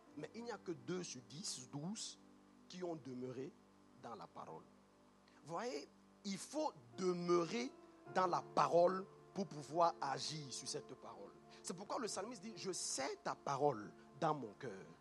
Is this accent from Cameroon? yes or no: yes; Cameroon; moved away; moi je viens du Cameroun